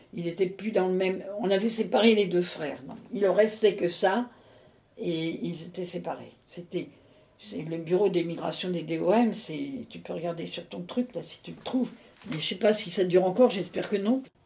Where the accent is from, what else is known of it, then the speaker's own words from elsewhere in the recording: Paris, Île-de-France, France; also born or lived in Vincennes / Réunion / Indre-et-Loire / Bagneux; Je suis née à Vincennes, mais je suis parisienne.